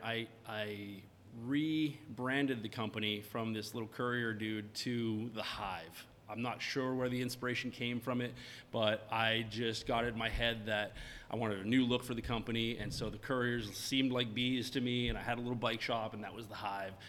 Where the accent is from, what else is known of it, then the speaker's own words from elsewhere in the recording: Maine, United States; I'm from Maine